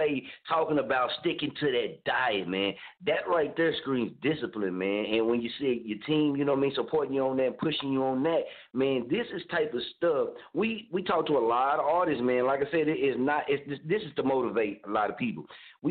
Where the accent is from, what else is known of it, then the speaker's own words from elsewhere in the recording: Oklahoma, United States; now in Wichita, United States; I'm originally from Oklahoma, man, but I'm actually right now we in Wichita, Kansas